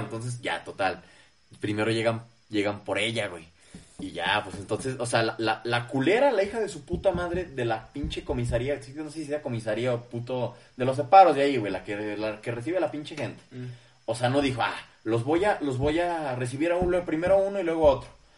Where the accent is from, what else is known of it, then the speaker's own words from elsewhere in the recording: Zacatecas, Mexico; nosotros que somos de Zacatecas